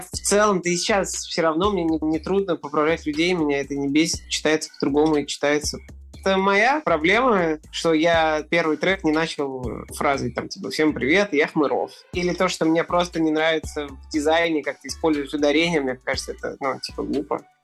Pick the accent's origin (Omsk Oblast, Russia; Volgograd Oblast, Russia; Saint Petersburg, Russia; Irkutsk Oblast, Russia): Saint Petersburg, Russia; Я артист, музыкант из Петербурга